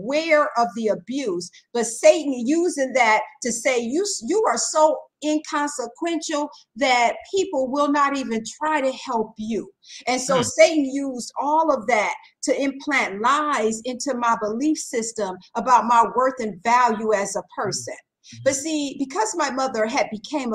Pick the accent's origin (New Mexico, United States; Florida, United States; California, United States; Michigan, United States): Michigan, United States; Detroit; I was born and raised in Detroit, Michigan